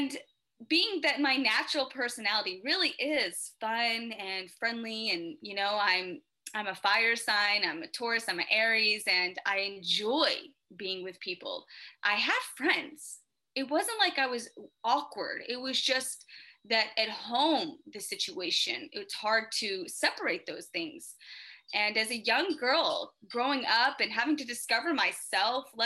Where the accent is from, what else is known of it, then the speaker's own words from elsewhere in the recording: Memphis, Tennessee, United States; I was born in Memphis, Tennessee. Cute little town, you know, Southern Belle all the way